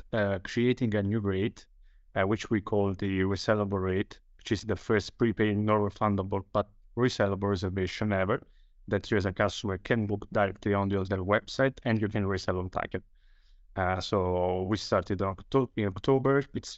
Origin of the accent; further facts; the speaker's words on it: Italy; from Italy.